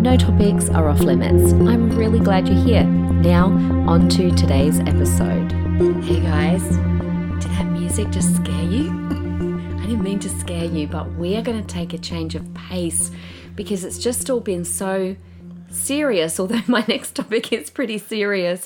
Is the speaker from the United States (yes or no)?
no; Adelaide, South Australia, Australia; I grew up in Adelaide